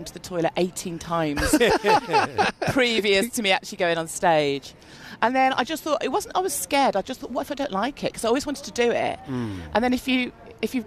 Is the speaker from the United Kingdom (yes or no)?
yes; Birmingham, West Midlands, United Kingdom; I'm from Birmingham